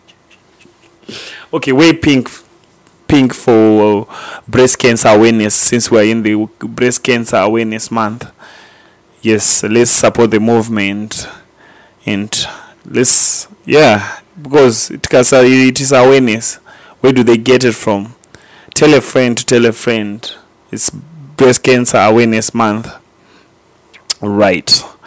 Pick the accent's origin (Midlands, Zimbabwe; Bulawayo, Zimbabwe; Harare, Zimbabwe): Midlands, Zimbabwe; Gweru; we are from Gweru